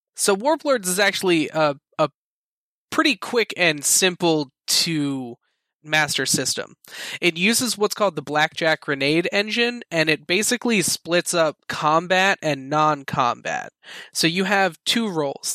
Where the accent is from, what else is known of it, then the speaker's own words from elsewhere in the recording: Philadelphia, Pennsylvania, United States; I am from Philadelphia